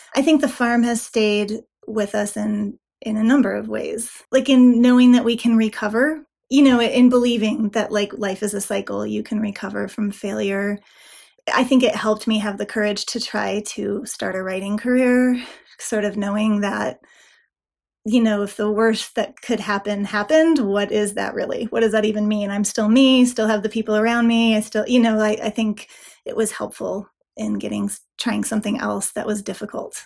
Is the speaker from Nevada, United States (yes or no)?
yes; Nevada, United States; moved away as an adult; also born or lived in Colorado; now in Loveland, United States; I grew up in Nevada mostly, and then I moved to Colorado for college, and I've more or less been here ever since.